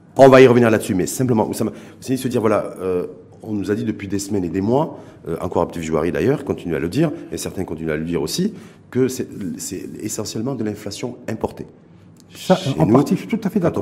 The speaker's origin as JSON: {"language": "French", "country": "Morocco", "said": "chez nous, au Maroc"}